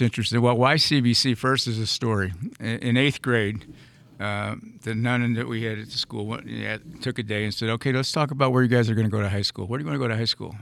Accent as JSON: {"language": "English", "town": "St. Louis", "region": "Missouri", "country": "United States", "tie": "born or raised there", "said": "I grew up in North St. Louis in Normandy, played through grade school."}